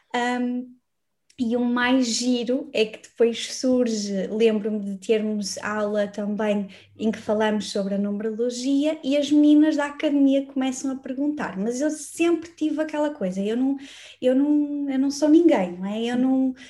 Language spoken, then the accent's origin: Portuguese; Braga, Norte, Portugal; moved away as an adult; now in Lisbon, Portugal; eu sou uhum. natural de Braga, não, acabei por não dizer aqui, mas eu nasci em Braga